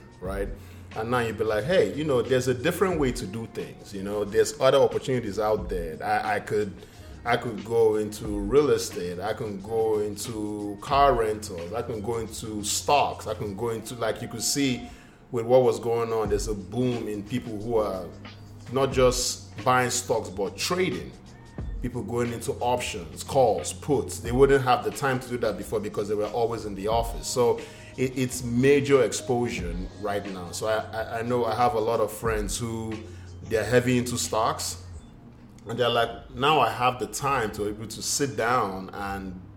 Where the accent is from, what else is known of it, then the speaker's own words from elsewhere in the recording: Nigeria; moved away; me being Nigerian, African